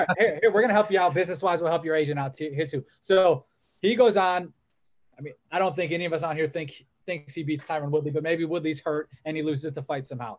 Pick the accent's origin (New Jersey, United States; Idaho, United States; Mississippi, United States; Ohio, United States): Ohio, United States; Olmsted Falls; who are from our hometown